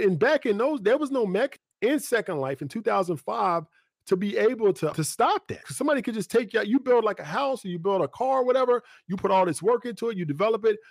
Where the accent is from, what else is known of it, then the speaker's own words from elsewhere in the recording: United States; we grew up in Clarksville Guthrie